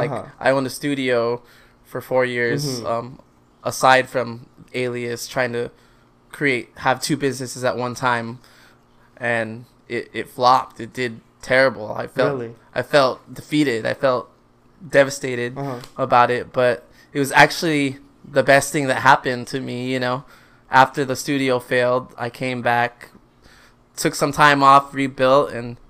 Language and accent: English; Philippines; I am Filipino.